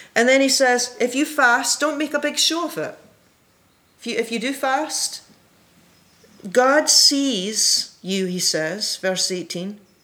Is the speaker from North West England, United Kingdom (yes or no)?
no; Scotland, United Kingdom; when I was a kid in Scotland, I was raised in the Presbyterian Church